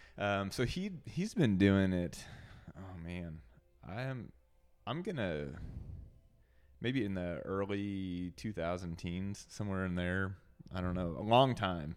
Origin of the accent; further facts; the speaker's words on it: Rolla, Missouri, United States; moved away; I am from Missouri originally